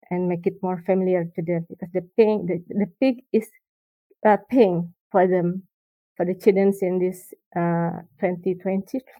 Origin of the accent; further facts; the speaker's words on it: Jakarta, Indonesia; also born or lived in Bandung; I grew up in Jakarta, and then after um, the college, I stay in Bandung.